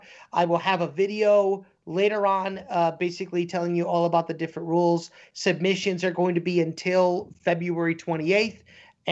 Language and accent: English; Oswego, United States; my hometown of Oswego